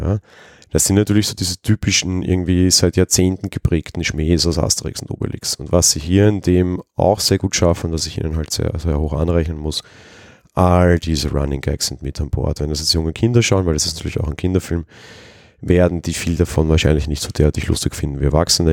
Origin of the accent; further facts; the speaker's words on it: Vienna, Austria; ich bin aus Wien